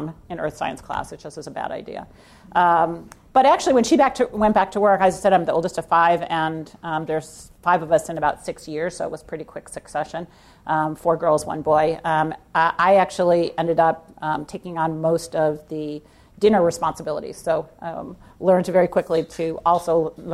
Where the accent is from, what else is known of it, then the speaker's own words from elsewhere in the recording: Edwardsville, Illinois, United States; also born or lived in East St. Louis, Illinois; I was born in Edwardsville, Illinois, actually in East St. Louis, and then lived in Edwardsville, Illinois